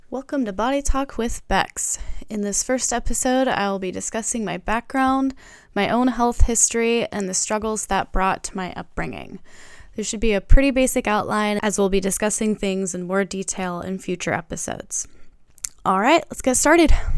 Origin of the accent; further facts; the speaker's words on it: Santa Cruz, California, United States; moved away as an adult; also born or lived in Long Beach, California / Virginia; now in Seattle, United States; I'm from Santa Cruz, California